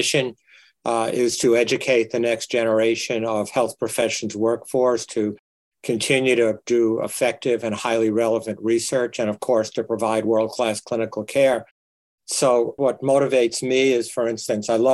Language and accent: English; New York, United States; moved away as an adult; also born or lived in Toledo; now in Nebraska, United States; I grew up in the inner city of New York